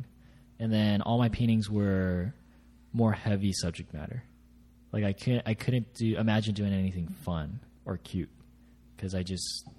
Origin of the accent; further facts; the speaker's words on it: La Habra, California, United States; I grew up in like Orange County, LA area